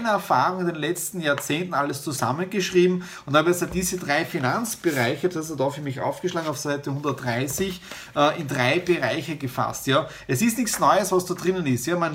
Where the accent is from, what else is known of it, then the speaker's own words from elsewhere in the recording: Styria, Austria; Ihr wisst, ich komme aus der Südoststeiermark, drüben ist mein Elternhaus